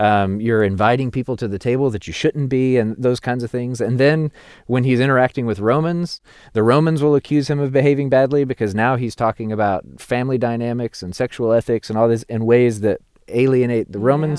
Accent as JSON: {"language": "English", "region": "the Bible Belt", "country": "United States", "said": "being an American Christian and through my cultural place of being a Christian in the Bible Belt"}